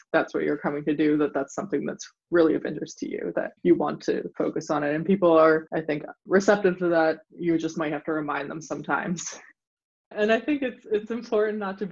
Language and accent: English; central Pennsylvania, United States; also born or lived in Freiburg, Germany; a teenager from central Pennsylvania